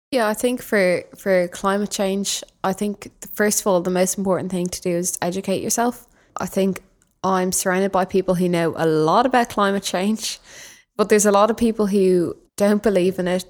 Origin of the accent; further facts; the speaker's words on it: Dublin, Leinster, Ireland; I'm from Dublin.